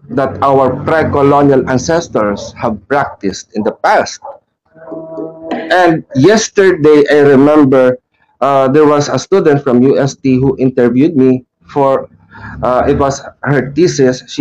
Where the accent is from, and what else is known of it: Philippines